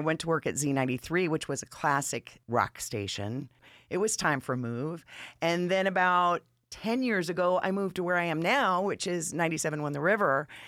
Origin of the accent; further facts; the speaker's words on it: Atlanta, Georgia, United States; also born or lived in Manchester, Massachusetts; I've been in Atlanta. I feel like I'm a native, but since I was ten, and before that, I came from New England.